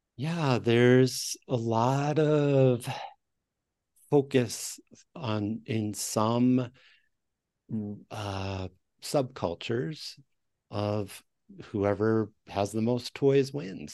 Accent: Westchester County, New York, United States; now in New Mexico, United States; I grew up in Westchester County, one of the per capita school districts, the public school districts in Westchester, New York

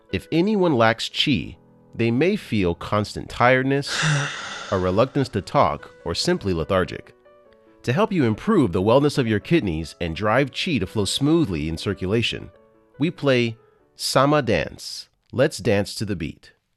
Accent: United States; I'm from the States

